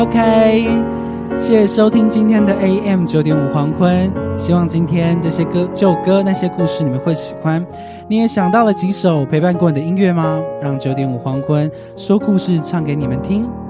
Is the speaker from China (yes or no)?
no; Kaohsiung, Taiwan; 我是高雄人， 我是高雄小港人